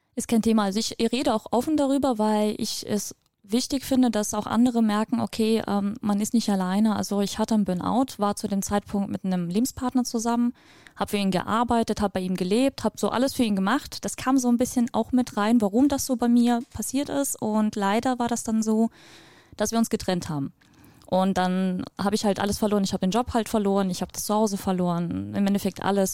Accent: Ukraine; moved away; Wir sind aus der Ukraine ursprünglich. Ich bin auch da geboren

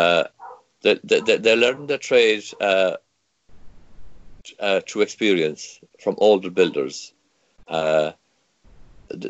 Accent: Ireland; first language Irish; English is a second language; Irish language is my first language. I'm speaking my second language. It's the predominant, it's the only language in this village to this day.

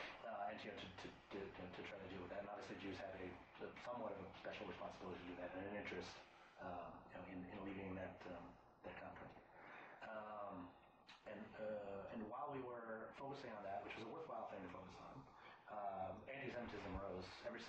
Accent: Maine, United States; now in Washington, D.C., United States; whenever I think of home, I think of Maine

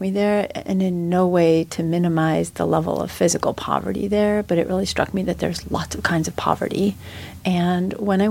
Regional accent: New York, United States; being a New Yorker

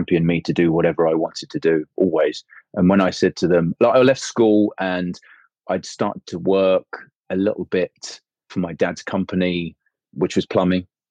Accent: Kent, South East England, United Kingdom; I grew up in Kent, down on the coast

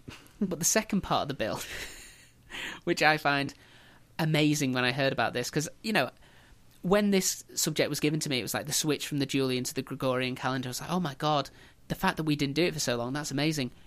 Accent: England, United Kingdom; we as English

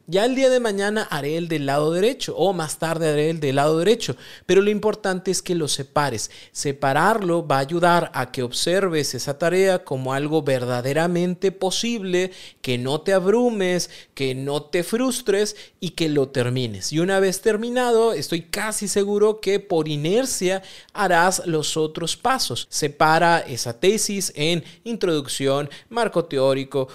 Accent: Mexico; Como buen mexicano

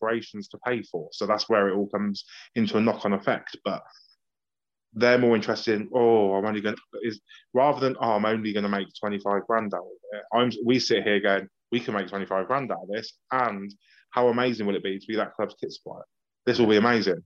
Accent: Banbury, South East England, United Kingdom; Banbury United because that's who I played for as a teenager and that's my hometown

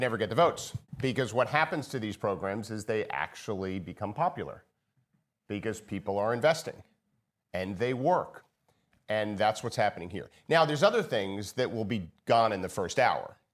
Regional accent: United States; I'm an American.

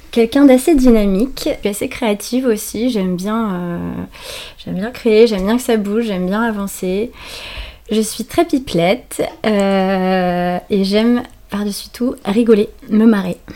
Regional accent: Normandy, France; moved away as an adult; also born or lived in Paris; À la base, je suis originaire de Normandie.

